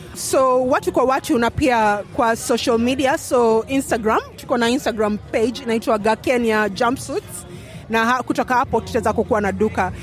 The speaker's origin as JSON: {"language": "Swahili", "country": "Kenya", "moved": "yes", "lives_now": "Australia", "said": "tumetoka Kenya"}